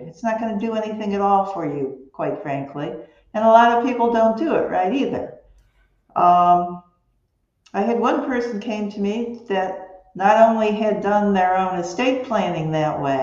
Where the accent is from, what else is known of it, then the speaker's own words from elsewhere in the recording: Cleveland, Ohio, United States; moved away as an adult; now in Bonita Springs, United States; I'm from Cleveland, Ohio